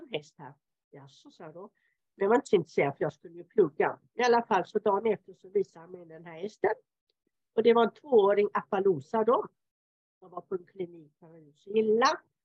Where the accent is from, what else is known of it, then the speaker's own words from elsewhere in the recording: Helsingborg, Skåne, Sweden; moved away as an adult; now in Italy; jag är född och uppvuxen utanför Helsingborg